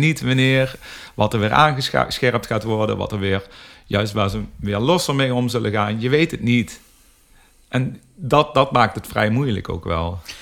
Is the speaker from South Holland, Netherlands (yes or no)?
no; North Limburg, Netherlands; wij komen uit Noord Limburg allebei